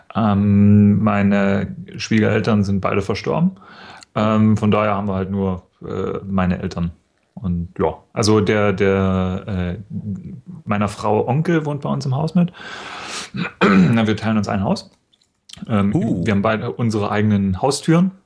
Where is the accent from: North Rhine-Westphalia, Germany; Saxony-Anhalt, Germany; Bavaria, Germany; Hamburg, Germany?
Saxony-Anhalt, Germany; in the Harz; moved away as an adult; now in Munich, Germany; ich komme ja aus Sachsen-Anhalt